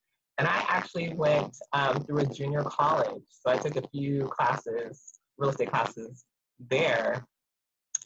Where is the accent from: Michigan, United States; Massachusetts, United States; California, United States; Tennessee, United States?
California, United States; Azusa; also born or lived in Compton, California; now in Ontario, United States; I pretty much grew up in Azusa, which is in San Gabriel Valley, out in that area. And then I've been in Ontario ever since